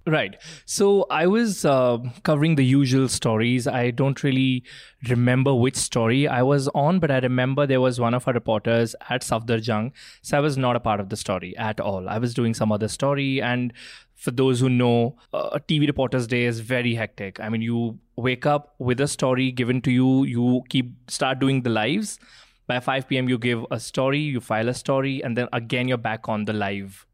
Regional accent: Jalandhar, Punjab, India; am born and brought up in Punjab

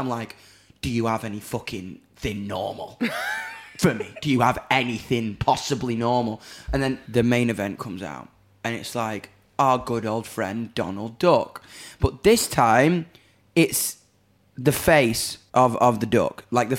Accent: Doncaster, Yorkshire and the Humber, United Kingdom; If you're into that shit, but I'm from Donny, man.

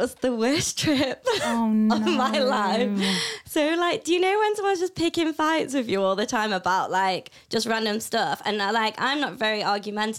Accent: Matlock, East Midlands, United Kingdom; I'm from Matlock. It's a small town.

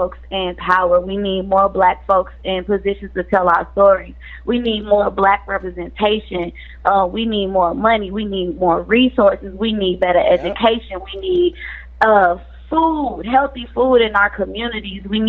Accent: Jennings, Missouri, United States; I grew up in Jennings

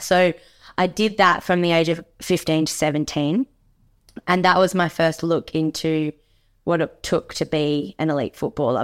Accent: Margaret River, Western Australia, Australia; growing up in Margaret River

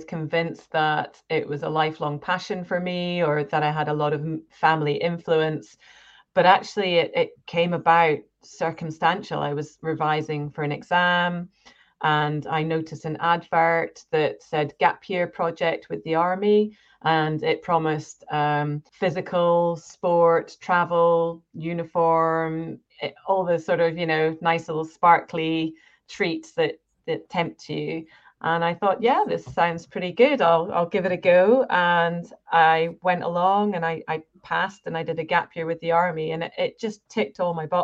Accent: Scotland, United Kingdom; I grew up in Scotland, and my parents, we lived pretty much in the middle of nowhere.

